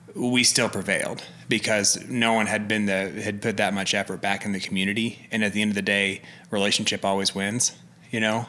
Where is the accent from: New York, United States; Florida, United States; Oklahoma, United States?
Oklahoma, United States; Alva; moved away; Oklahoma, small town in northwest